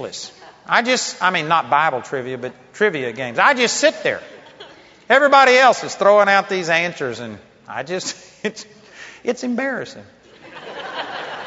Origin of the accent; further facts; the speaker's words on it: Texas, United States; I'm a hick from Texas